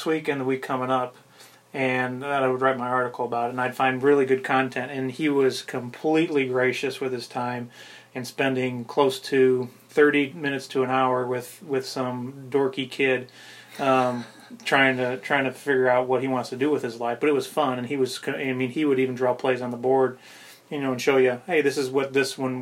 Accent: Northwest Indiana, United States; moved away; my hometown in Northwest Indiana

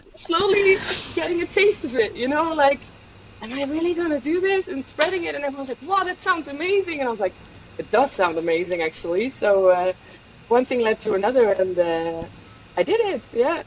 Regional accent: Netherlands; moved away as an adult; also born or lived in Swedish Lapland / San Sebastián / Switzerland; I am from the Netherlands, so that's where I spent the first uh, yeah 10, 20, 25 years.

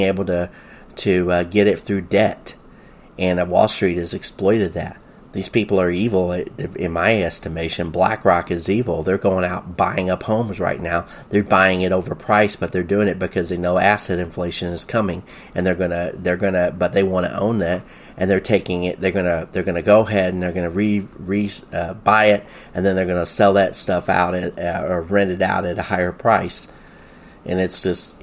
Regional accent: the South, United States; I grew up in the South in the 1970s.

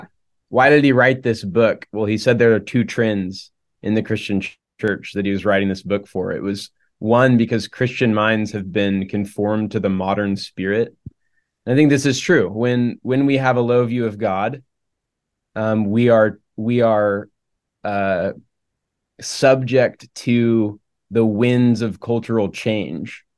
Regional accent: Oklahoma, United States; moved away as an adult; also born or lived in Charlotte, North Carolina; I grew up in Oklahoma

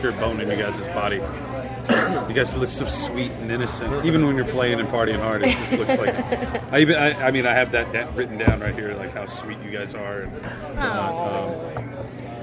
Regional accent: Shreveport, Louisiana, United States; now in Denver, United States; I grew up in Shreveport

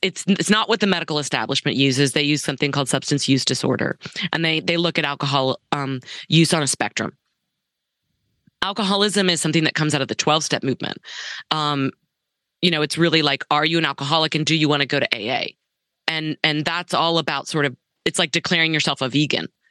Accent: Dallas, Texas, United States; since I was a little girl growing up in Dallas

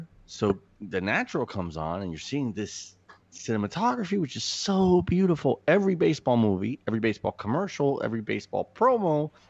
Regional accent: Miami, Florida, United States; I'm a Miami boy. I didn't leave Miami till I was in my late 20s. I mean, I was landlocked, man. And I mean, I lived in Puerto Rico and the Dominican Republic

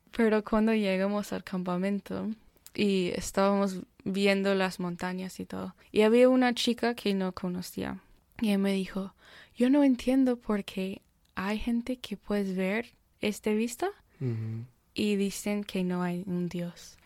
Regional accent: Austin, Texas, United States; Spanish is a second language; moved away as an adult; also born or lived in Houston, Texas; now in Birmingham, United States; yo nací en Houston y pero cuando yo tenía tres años, mi familia y yo nos mudamos a Austin. Entonces crecí en Austin

